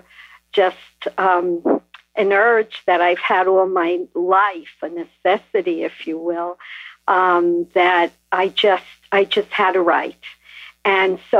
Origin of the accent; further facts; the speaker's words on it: New York City, New York, United States; now in New Jersey, United States; I was born in Brooklyn